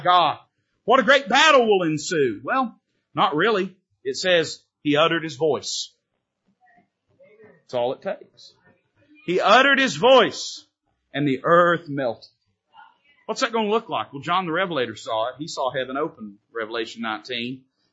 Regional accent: the South, United States; I am a Southerner.

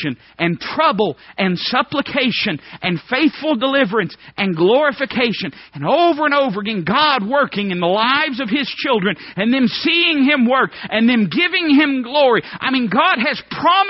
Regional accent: Appalachia, United States; I'd say, I'm hillbilly. That's what I am. I mean, I'd say, well, I'm American. If you say, no, what are you really? I'd say, well, I'm Appalachian American.

